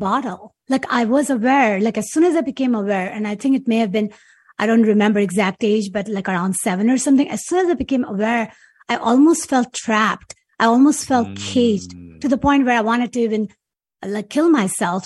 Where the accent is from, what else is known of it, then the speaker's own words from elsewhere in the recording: Karachi, Sindh, Pakistan; moved away as an adult; now in United States; growing up in Pakistan